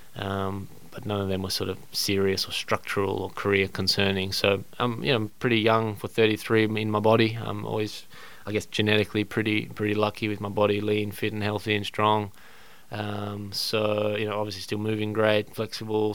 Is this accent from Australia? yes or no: yes; Australia; as an Australian